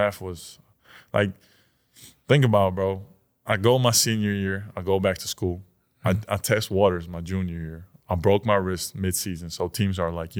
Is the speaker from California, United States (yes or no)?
no; New York, United States; born there; Like, but yeah, I was born in New York. So I always had that thing. Like, you know, I'm from